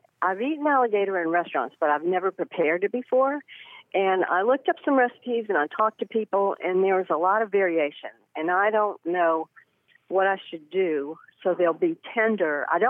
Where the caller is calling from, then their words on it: Charleston, South Carolina, United States; Charleston, South Carolina.